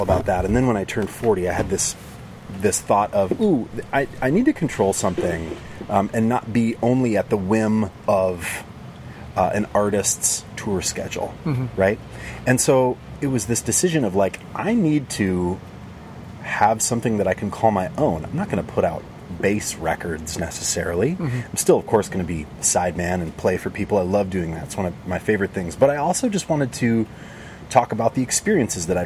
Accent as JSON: {"language": "English", "region": "Montana", "country": "United States", "tie": "born or raised there", "said": "I grew up in Montana, in a small town"}